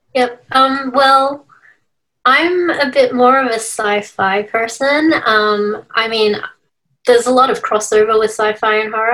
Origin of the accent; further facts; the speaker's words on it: Melbourne, Victoria, Australia; now in Sydney, Australia; I was originally from Victoria, hmm. Melbourne, but um, I'm currently in Sydney at the moment.